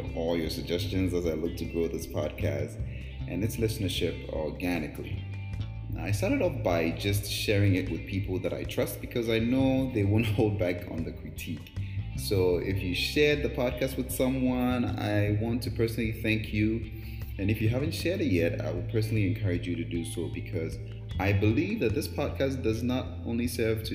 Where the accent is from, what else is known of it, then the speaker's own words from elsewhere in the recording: Ghana; moved away; also born or lived in Brooklyn; I was born and raised in Ghana